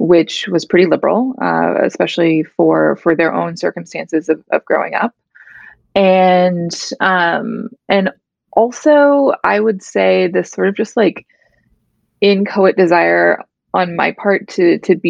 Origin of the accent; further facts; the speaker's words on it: small town outside St. Louis, Missouri, United States; I grew up in a small town about 15, 20 minutes outside of St. Louis, Missouri